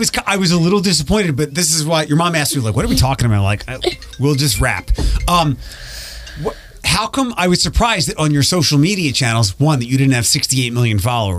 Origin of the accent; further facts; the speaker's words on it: Philadelphia, Pennsylvania, United States; we're from Philadelphia.